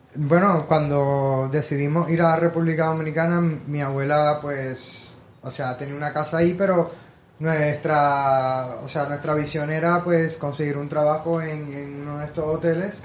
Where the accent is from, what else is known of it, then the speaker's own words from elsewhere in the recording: San Juan, Puerto Rico; moved away as an adult; now in New York, United States; nací en Puerto Rico, en San Juan. Eh, tuve toda mi vida allá hasta los 18 años